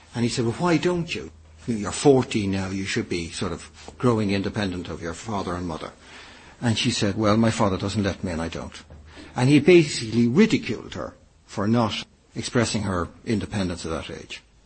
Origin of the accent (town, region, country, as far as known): Ireland